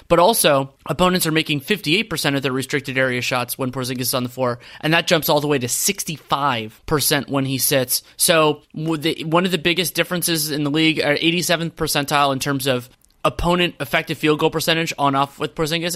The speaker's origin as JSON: {"language": "English", "country": "United States", "said": "as an American"}